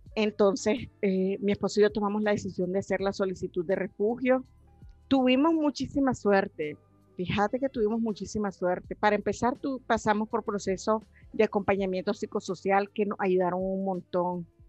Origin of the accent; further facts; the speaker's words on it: Carazo, Nicaragua; moved away as an adult; now in Costa Rica; soy nicaragüense